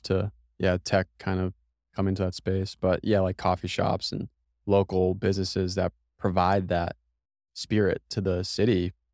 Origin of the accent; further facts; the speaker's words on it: Massachusetts, United States; now in Austin, United States; I'm from Massachusetts